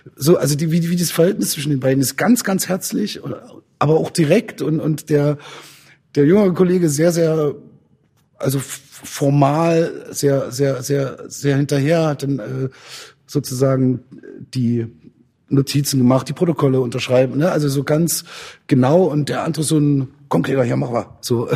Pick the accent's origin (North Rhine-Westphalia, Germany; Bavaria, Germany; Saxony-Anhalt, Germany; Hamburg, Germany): Saxony-Anhalt, Germany; Zeitz; ich bin ja in Zeitz aufgewachsen